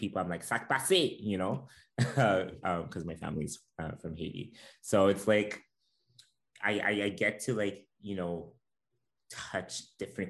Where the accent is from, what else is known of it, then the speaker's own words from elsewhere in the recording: Montreal, Quebec, Canada; first language French; English is a second language; Growing up in Montreal.